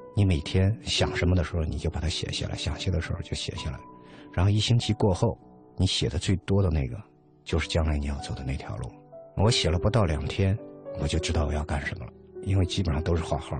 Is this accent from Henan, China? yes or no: yes; Henan, China; moved away; also born or lived in Kassel, Germany; 我是河南的